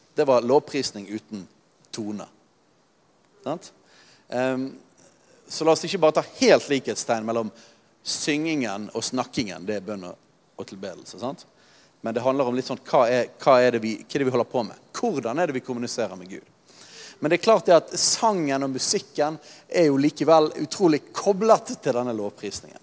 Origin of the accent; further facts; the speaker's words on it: Norway; vi er nordmenn